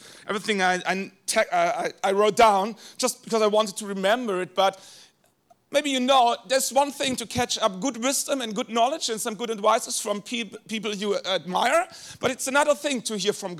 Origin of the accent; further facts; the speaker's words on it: Germany; first language German; English is a second language; I was born in a small village in Germany with maybe 700 people